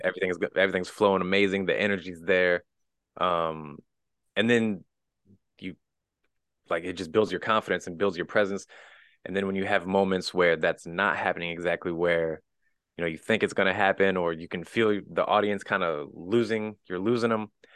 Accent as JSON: {"language": "English", "town": "Wellsville", "region": "Missouri", "country": "United States", "tie": "born or raised there", "said": "I originally grew up in a tiny town in the middle of nowhere in the Midwest, little town called Wellsville, Missouri, like twelve hundred people"}